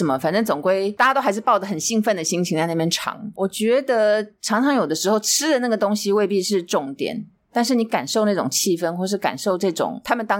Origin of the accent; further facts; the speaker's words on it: Taiwan; 所以我们就跟他说我们是台湾人。